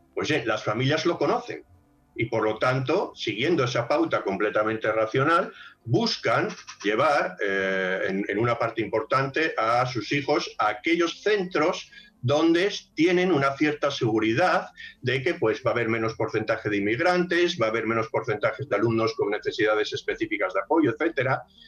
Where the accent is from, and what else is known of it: Spain